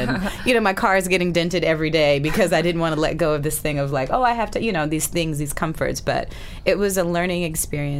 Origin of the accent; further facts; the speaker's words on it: Alabama, United States; moved away; also born or lived in Boston, Massachusetts / New York City; I, again, grew up in Alabama. I was born in Boston.